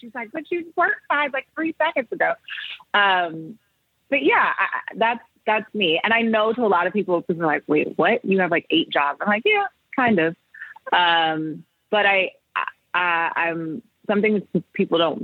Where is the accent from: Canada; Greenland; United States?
United States; Oakland, California; I'm born and raised in Oakland, California